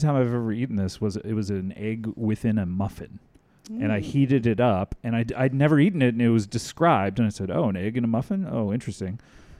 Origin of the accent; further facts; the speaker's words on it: Cypress, California, United States; I'm from Orange County, yes.